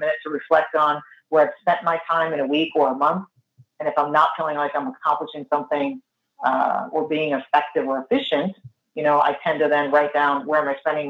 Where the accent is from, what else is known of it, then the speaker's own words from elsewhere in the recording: Northeast, United States; I'm also Italian from the Northeast